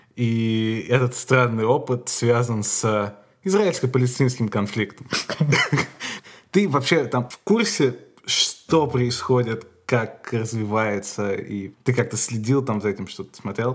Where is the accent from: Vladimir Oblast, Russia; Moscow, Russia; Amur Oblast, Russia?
Moscow, Russia; Я ходил в еврейскую школу в Москве